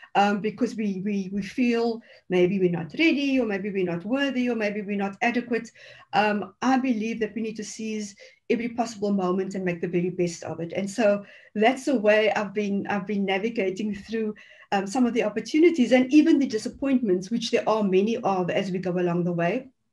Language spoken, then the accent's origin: English; Cape Town, Western Cape, South Africa; growing up in the Cape Flats